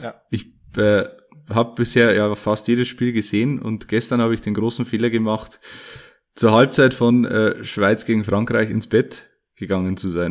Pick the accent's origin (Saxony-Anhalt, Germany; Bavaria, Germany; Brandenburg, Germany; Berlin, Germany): Bavaria, Germany; Ruhmannsfelden; in Rumansfelden zu Gast, in meiner Heimat